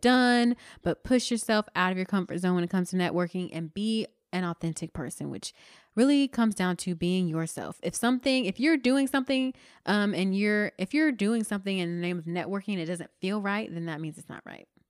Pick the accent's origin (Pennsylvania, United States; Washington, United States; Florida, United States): Florida, United States; I'm from Florida